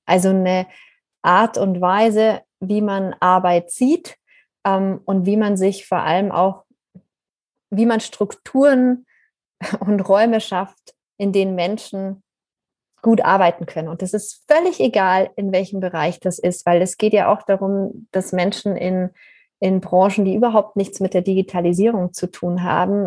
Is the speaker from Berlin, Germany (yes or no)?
no; Bavaria, Germany; ich bin ja in Bayern auf einem Bauernhof aufgewachsen